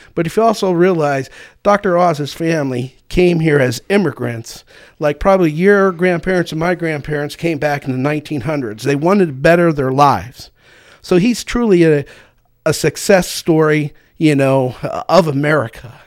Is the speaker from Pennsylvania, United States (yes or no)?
yes; Kersey, Pennsylvania, United States; also born or lived in Treasure Lake, Clearfield County; I was born and raised in Toby Valley, which is a, quote, suburb of Kersey